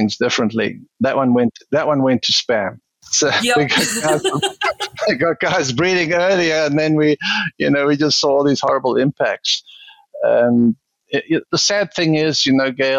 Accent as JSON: {"language": "English", "country": "South Africa", "tie": "born or raised there", "also_born_or_lived": "Wisconsin", "moved": "as an adult", "lives_now": "United States", "said": "South African, born and bred, spent the first 40 years there"}